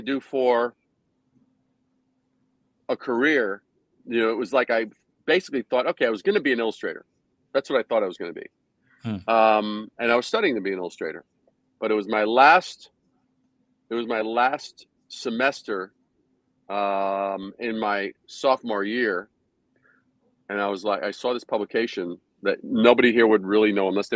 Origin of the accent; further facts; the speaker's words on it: New York City, New York, United States; also born or lived in Brooklyn / Long Island / Manhattan; I was born in Brooklyn, raised in Queens, then a little bit on Long Island, and then moved to Manhattan to start my career.